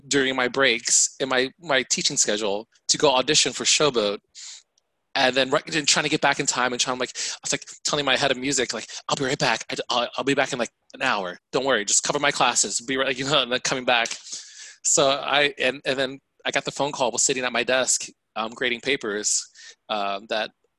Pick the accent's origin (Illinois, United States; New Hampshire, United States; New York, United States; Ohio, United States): Ohio, United States; Mansfield; I grew up in a small city called Mansfield, Ohio